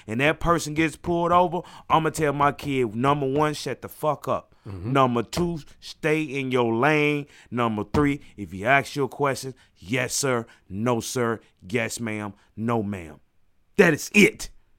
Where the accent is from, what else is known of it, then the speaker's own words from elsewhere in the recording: Mississippi, United States; Hey, I'm from Mississippi, man.